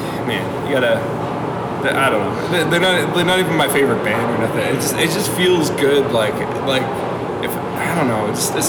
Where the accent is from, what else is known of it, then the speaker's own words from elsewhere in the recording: Muskoka, Ontario, Canada; we grew up in Muskoka.